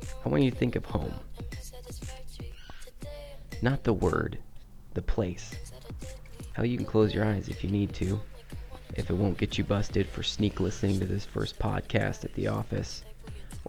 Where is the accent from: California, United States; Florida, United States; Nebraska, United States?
Nebraska, United States; Lincoln; It's my hometown